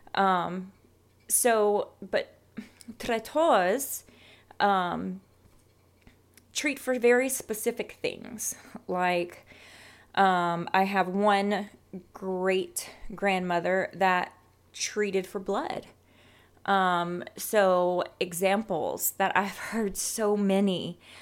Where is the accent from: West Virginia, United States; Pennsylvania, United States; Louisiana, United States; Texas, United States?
Louisiana, United States; South; moved away as an adult; now in San Antonio, United States; being born and raised in South Louisiana